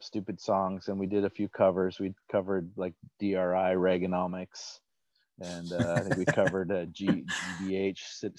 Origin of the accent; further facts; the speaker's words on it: Hamilton, Ontario, Canada; also born or lived in Madison, Wisconsin; I was born in Madison, Wisconsin, lived there for first 6 years of my life, actually first 5 years of my life, then moved to Hamilton, Ontario.